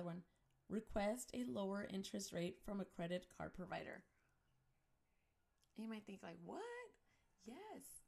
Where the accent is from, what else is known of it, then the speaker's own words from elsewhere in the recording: United States; as Chicana and Latina moms